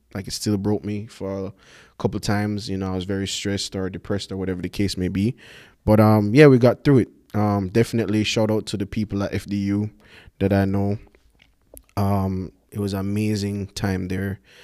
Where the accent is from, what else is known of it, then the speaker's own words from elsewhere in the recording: Kingston, Jamaica; I'm from Jamaica, born and raised. Grew up in Kingston